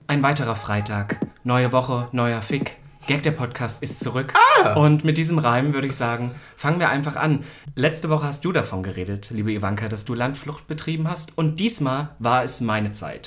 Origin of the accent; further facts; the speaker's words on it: Halle, Saxony-Anhalt, Germany; in Halle, meiner Heimatstadt